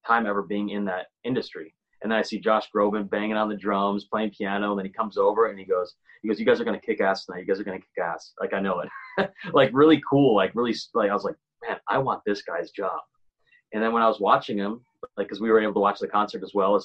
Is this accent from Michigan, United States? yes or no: yes; Grand Rapids, Michigan, United States; moved away as an adult; also born or lived in Nashville; now in Los Angeles, United States; I grew up in Grand Rapids, Michigan.